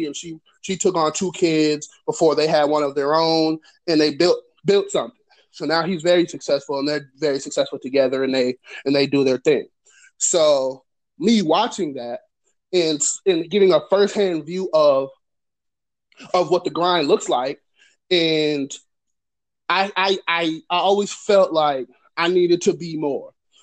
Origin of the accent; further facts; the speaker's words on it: Minnesota, United States; that's where I was born